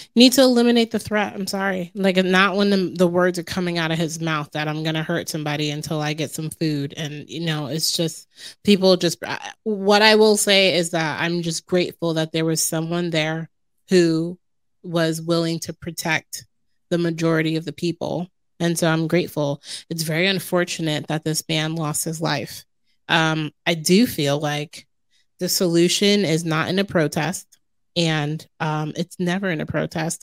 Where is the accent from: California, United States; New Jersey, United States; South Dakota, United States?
New Jersey, United States; Jersey City; growing up in Jersey City and New York City being my backyard